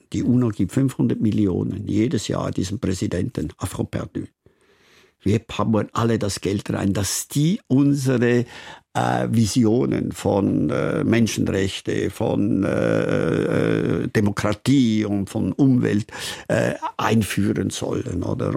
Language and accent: German; Switzerland; mein Dorfstein, wo ich aufgewachsen bin